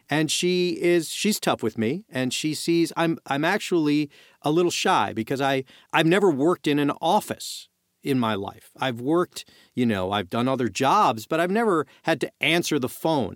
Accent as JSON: {"language": "English", "town": "New York City", "region": "New York", "country": "United States", "said": "I'm, I'm from Brooklyn"}